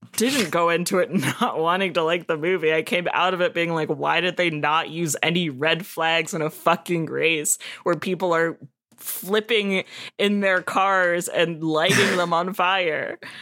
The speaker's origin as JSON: {"language": "English", "town": "Savannah", "region": "Georgia", "country": "United States", "said": "I'm from Savannah"}